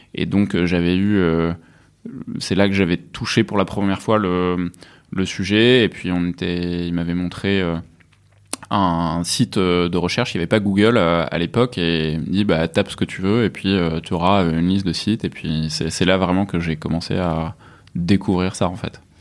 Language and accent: French; near Avignon, Provence-Alpes-Côte d'Azur, France; moved away as an adult; also born or lived in Rouen, Normandy / Lyon; now in Paris, France; Je suis né à Rouen, en Normandie, et mhm. puis après j'ai vécu euh, en Provence, en fait, depuis l'âge de 10 ans. Mhm. à côté d'Avignon